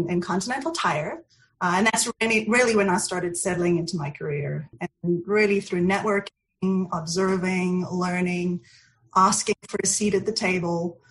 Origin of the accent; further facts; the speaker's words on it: Port Elizabeth, Eastern Cape, South Africa; accent: South African; moved away as an adult; now in North Carolina, United States; I was actually born and raised in South Africa.